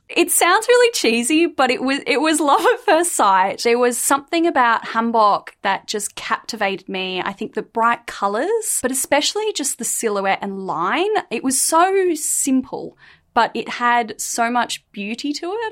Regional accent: Australia; I grew up in countryside in Australia

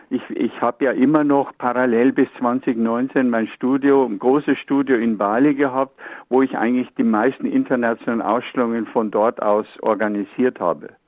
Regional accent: Munich, Bavaria, Germany; ja ein Bayer. Ich bin ja aus München.

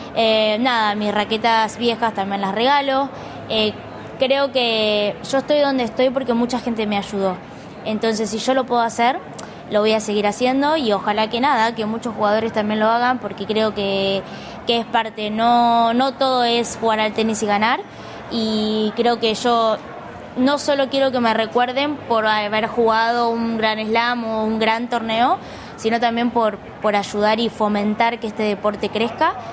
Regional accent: Cañuelas, Buenos Aires Province, Argentina; soy de Cañuelas

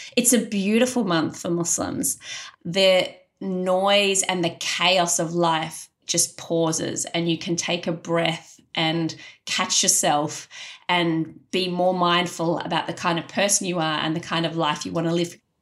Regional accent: Australia; I was an Australian convert with none of those cultural trappings

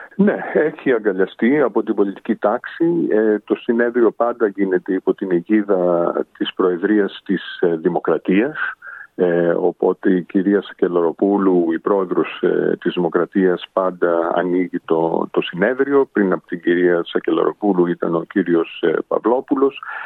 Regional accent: Sydney, New South Wales, Australia; moved away as an adult; also born or lived in Hong Kong / Paris / London; είμαι γεννημένος ε, και μεγαλωμένος στο Σίδνεϊ Αυστραλίας από Έλληνες γονείς ε, από την Πάτρα

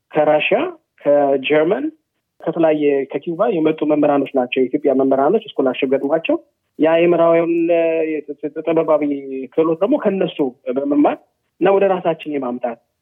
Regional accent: Addis Ababa, Ethiopia; moved away as an adult; now in Doha, Qatar; ተወልጄ ያደጉት አዲስ አበባ ነው

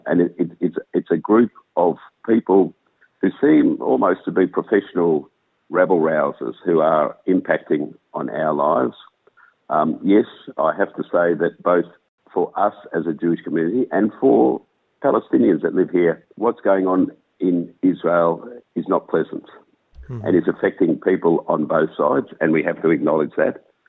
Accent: Melbourne, Victoria, Australia; I've born and bred in Melbourne, child of Holocaust survivors.

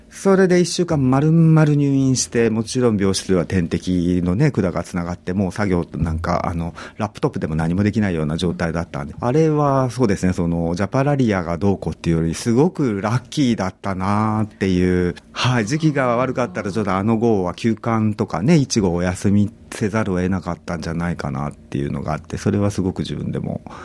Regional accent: Kumamoto, Japan; moved away as an adult; also born or lived in Tokyo; now in Sydney, Australia; 私はあのもともと地元は熊本なんですけれども、大学から東京で

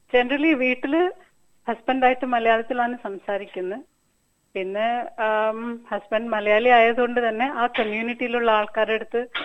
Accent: Hyderabad, Telangana, India; first language Telugu; Malayalam is a second language; now in Australia; ജനിച്ചത് ഹൈദരാബാദിലാണ്

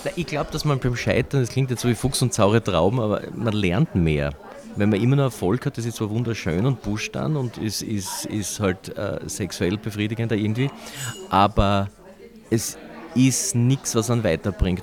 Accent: Austria; bei uns in Wien

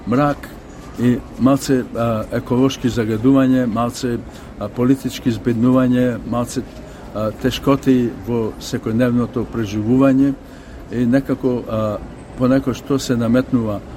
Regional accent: Bitola, Pelagonia, North Macedonia; now in Australia; ние сме од Битола, јас сум од Битола. Тоа мене ми е гнездото, тоа мене ми е седелото.

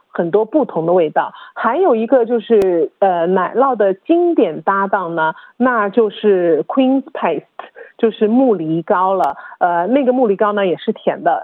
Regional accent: China; now in Australia; 我们中国人

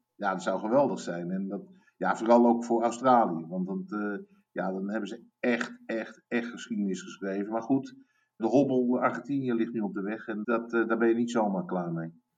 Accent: United States; moved away; Ik ben een half Amerikaan. Ehm, ik ben opgegroeid in Amerika.

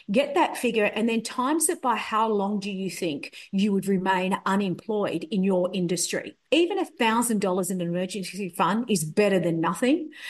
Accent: Liguria, Italy; Essendo io ligure, non posso che dire.

